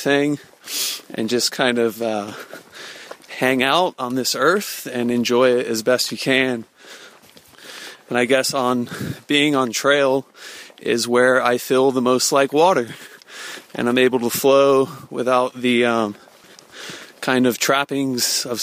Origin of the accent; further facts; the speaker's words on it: Brandon, Florida, United States; I'm from Brandon, Florida, which is just outside of Tampa. And I lived there since, like, 1986 when I was 6 years old